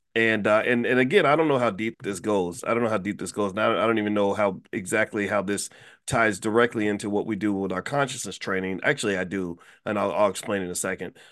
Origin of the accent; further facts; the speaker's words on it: Louisville, Kentucky, United States; my hometown of Louisville, Kentucky